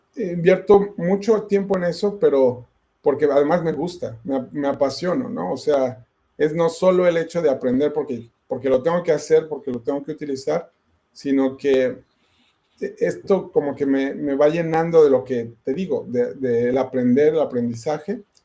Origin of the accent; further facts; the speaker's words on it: Ecatepec, State of Mexico, Mexico; moved away as an adult; now in United States; toda mi, mi, infancia y mi juventud, de hecho nunca viví en la Ciudad de México como tal, yo nada más me llevo mi mamá fue allá que yo naciera, pero vivíamos siempre en el Estado de México, este, en la hermana República de Catepec